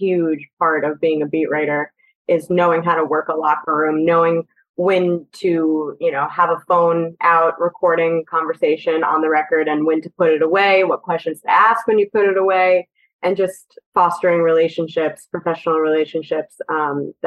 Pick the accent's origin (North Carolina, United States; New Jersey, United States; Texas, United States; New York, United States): New Jersey, United States; I watched the Rangers growing up in Jersey